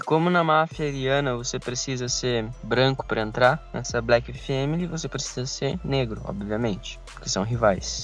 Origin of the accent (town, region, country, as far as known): Brazil